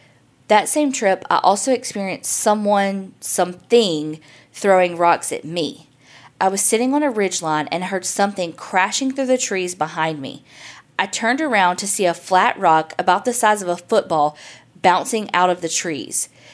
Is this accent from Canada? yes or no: no; West Virginia, United States; I grew up in the West Virginia coal fields. When I was 6 years old, our house burned to the ground.